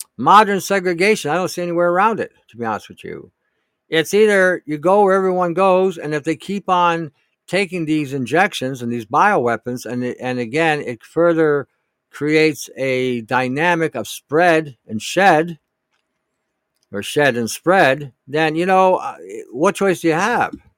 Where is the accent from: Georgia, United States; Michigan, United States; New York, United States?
Michigan, United States; Detroit; I grew up in Detroit at the time